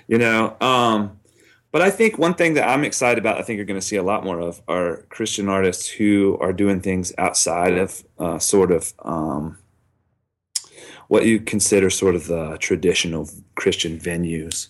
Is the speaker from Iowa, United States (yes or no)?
no; Charlotte, North Carolina, United States; my hometown in Charlotte